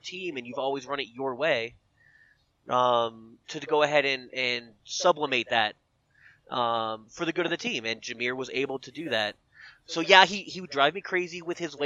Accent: New Jersey, United States; I'm from Jersey

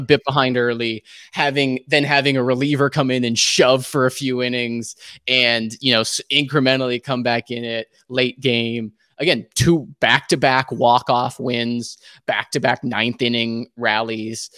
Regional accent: Hawaii, United States; moved away; I was born and raised in Hawaii

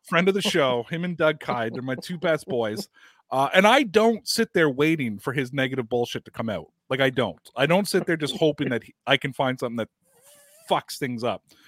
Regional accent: Canada; I cut my teeth as a Canadian.

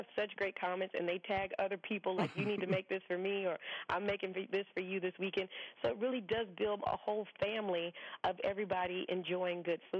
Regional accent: the South, United States; But, I mean, growing up in the South, I mean, we barbecue year-round.

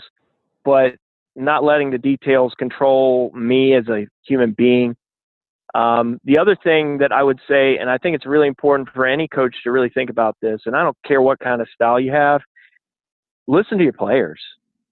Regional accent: Robertsdale, Alabama, United States; moved away; also born or lived in Denver, Colorado; I grew up in Robertsdale, Alabama, and, you know, right across the bay from Mobile

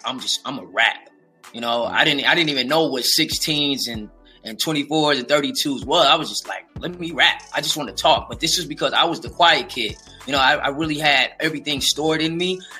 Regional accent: West Coast, United States; I'm from the West

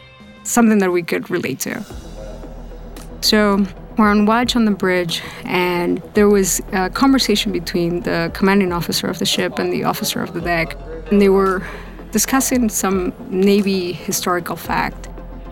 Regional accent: Lima, Peru; moved away as an adult; also born or lived in Elizabeth, New Jersey; now in United States; I grew up in Lima, Peru. I lived there until I was 18. At 18, I moved to the States.

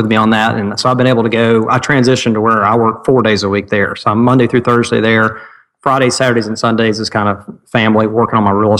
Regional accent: Cleveland, Tennessee, United States; also born or lived in Ooltewah, Tennessee; I grew up in Cleveland, Tennessee, and I live in Ottawa, Tennessee, which is all within the Chattanooga area

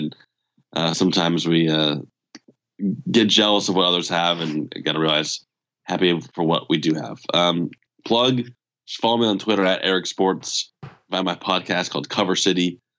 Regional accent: California, United States; there's been a lot of things going on in Southern California, my hometown, that were negative.

